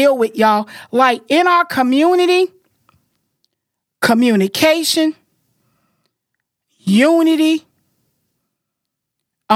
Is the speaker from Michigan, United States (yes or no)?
no; Florida, United States; I'm a girl and I'm from Florida